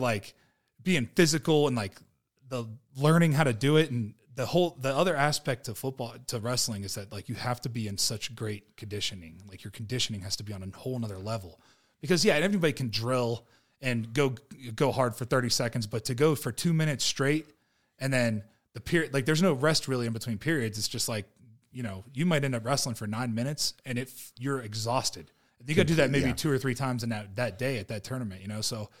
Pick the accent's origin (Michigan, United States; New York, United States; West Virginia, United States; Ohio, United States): Ohio, United States; from Ohio. So just south of Youngstown, and, had a pretty rough childhood, bounced around a lot.